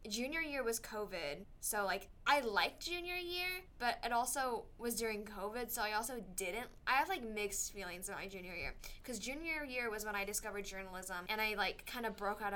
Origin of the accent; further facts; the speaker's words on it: Peachtree City, Georgia, United States; moved away as an adult; now in Tuscaloosa, United States; my hometown is, it's Peachtree City, Georgia